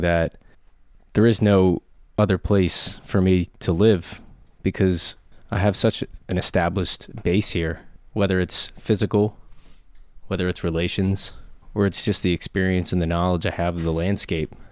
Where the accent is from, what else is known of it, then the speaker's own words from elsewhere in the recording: Harrisburg, Pennsylvania, United States; I'm from Harrisburg, born and raised.